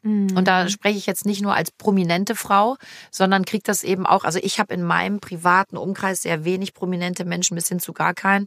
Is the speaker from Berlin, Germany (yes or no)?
no; Cologne, North Rhine-Westphalia, Germany; ich bin in Köln geboren, ich bin mit wirklich mit ganzem Herzen kölsches Mädchen